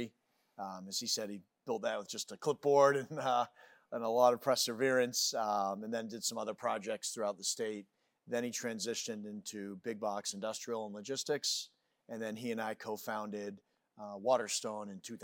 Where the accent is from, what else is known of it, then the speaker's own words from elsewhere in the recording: Falmouth, United States; I grew up in Falmouth and didn't have any family in real estate.